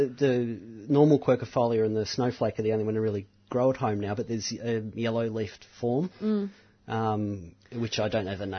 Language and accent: English; Mount Macedon, Victoria, Australia; the old garden I grew up in Mount Macedon